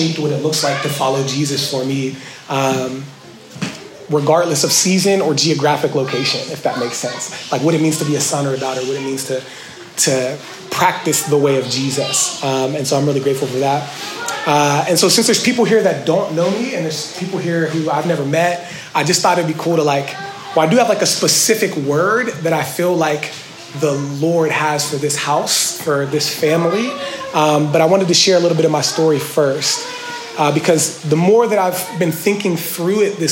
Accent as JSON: {"language": "English", "town": "Washington", "region": "Pennsylvania", "country": "United States", "tie": "born or raised there", "said": "I grew up in Washington, PA, really poor"}